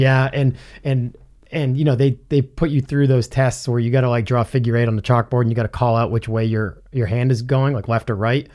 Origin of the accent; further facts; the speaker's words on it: New Hampshire, United States; I'm from New Hampshire